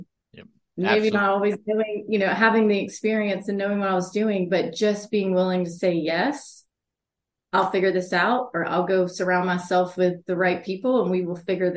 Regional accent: the South, United States; also born or lived in Chicago; I'm from the South

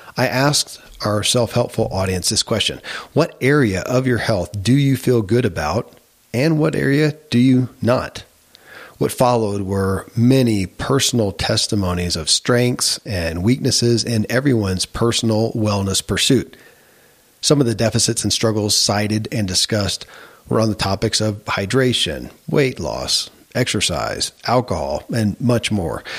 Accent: Kentucky, United States; born or raised there; moved away as an adult

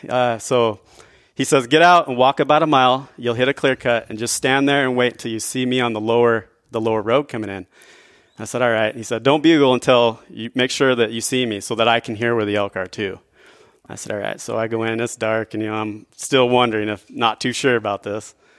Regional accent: northern Idaho, United States; I grew up in northern Idaho.

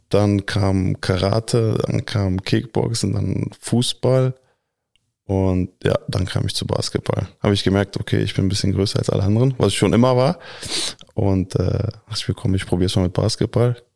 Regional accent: Berlin, Germany; Also ich bin hier geboren in Deutschland, in Berlin und aufgewachsen. Klar, Deutschland ist auch äh, in meinem Herzen, aber Kroatien ist halt die Heimat.

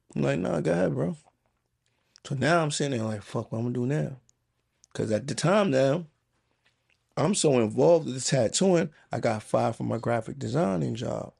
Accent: New York City, New York, United States; also born or lived in Queens; I grew up in the Bronx

